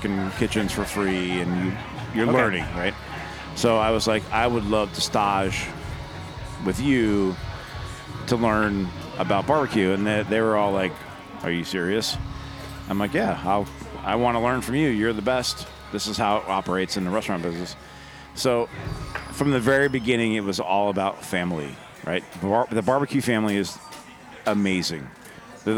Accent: Florida, United States; now in New York City, United States; In my hometown, there was two barbecue places, Tom's and Blue Front, and they both made similar kind of, I hate to call it Florida barbecue, but that's what it was. And I grew up kind of emulating that barbecue

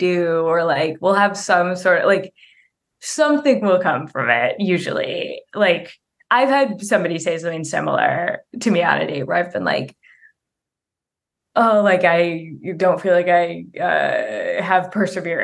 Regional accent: Bay Area, California, United States; also born or lived in Cleveland, Ohio; when I was six, my family moved to the Bay Area

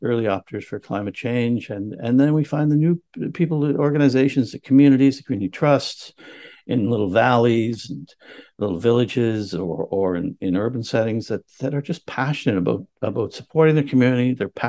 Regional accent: Canada; moved away as an adult; I care about this area because I have lived here for 25 years. I immigrated from Canada in 1999 to live with my now wife. And it's where I raised my family.

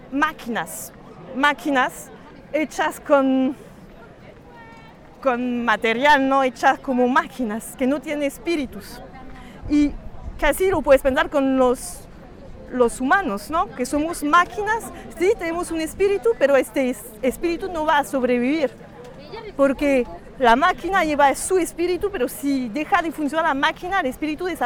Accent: France; Spanish is a second language; siendo francesa, de padres, madre y padre franceses

